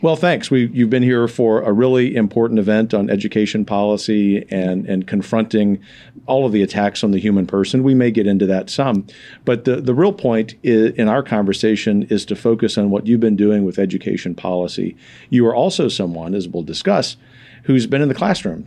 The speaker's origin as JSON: {"language": "English", "region": "the South", "country": "United States", "said": "I am a Southerner"}